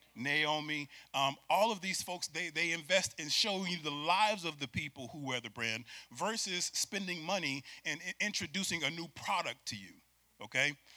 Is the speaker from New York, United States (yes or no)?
yes; Syracuse, New York, United States; I'm from Syracuse, New York